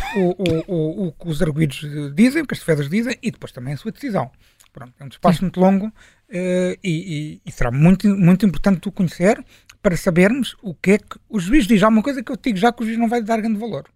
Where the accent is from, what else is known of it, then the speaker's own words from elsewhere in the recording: Portugal; enquanto português, enquanto jornalista